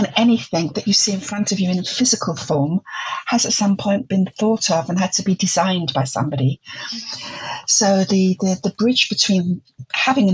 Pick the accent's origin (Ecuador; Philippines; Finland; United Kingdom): United Kingdom; London; moved away as an adult; also born or lived in Germany / Netherlands; I'm originally from the East End of London